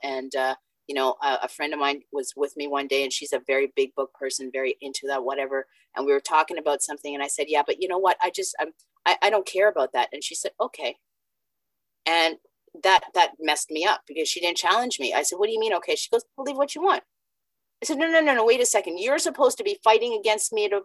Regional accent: Canada; also born or lived in Jamaica; I was born in Jamaica, came to Canada when I was five

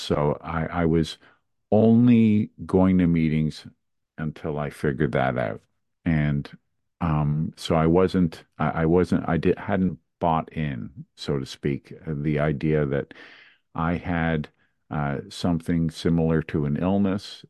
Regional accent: Montreal, Quebec, Canada; I grew up in Montreal, Canada

